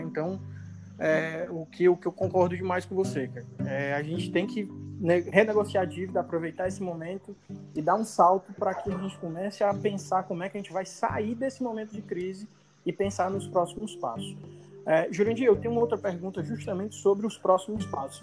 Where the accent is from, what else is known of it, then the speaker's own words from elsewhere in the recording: Fortaleza, Ceará, Brazil; nós somos de Fortaleza